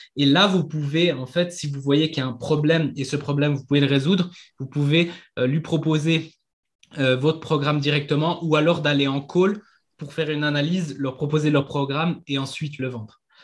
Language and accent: French; Switzerland; je viens de Suisse